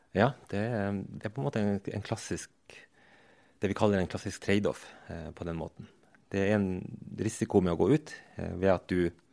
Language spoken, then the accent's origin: Norwegian; Troms og Finnmark, Norway; also born or lived in Vadsø / Tana; jeg vokste opp eh, i Øst-Finnmark